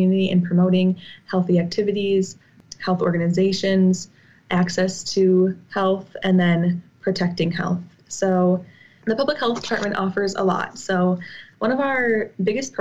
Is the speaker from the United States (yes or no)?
yes; New Glarus, Wisconsin, United States; also born or lived in Whitewater, Wisconsin; I'm originally from New Glarus, Wisconsin